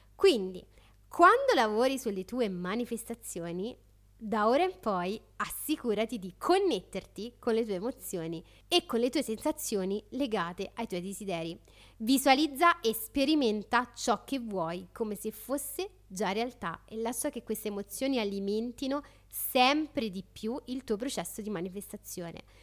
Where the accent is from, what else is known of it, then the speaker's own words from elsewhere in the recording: Rome, Lazio, Italy; da romana